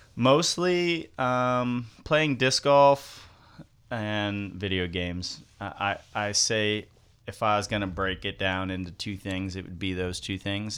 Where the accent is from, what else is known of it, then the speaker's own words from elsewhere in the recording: Zephyrhills, Florida, United States; I grew up in Zephyr Hills